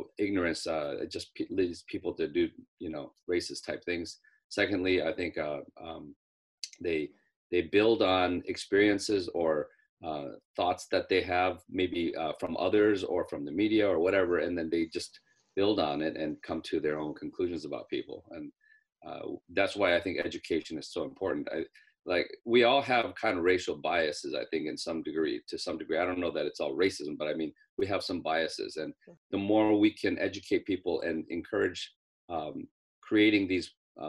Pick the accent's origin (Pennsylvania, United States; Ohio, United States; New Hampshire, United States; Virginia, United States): Ohio, United States; Cleveland; I grew up in Cleveland, Ohio, and I grew up in a predominantly like 98% Caucasian area